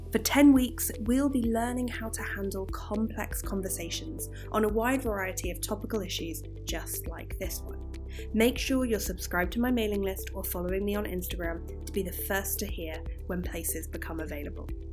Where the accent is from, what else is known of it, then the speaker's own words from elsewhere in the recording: Exeter, South West England, United Kingdom; I'm from the south of England, it's a city called Exeter